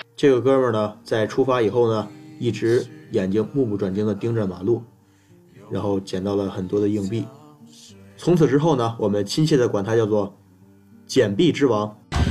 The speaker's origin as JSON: {"language": "Chinese", "region": "Inner Mongolia", "country": "China", "moved": "yes", "said": "初七那天老家呀是突然有事儿，所以呢就着急赶了回去，在初七那天说走就走，就这样呢踏上了奔向内蒙的征程。"}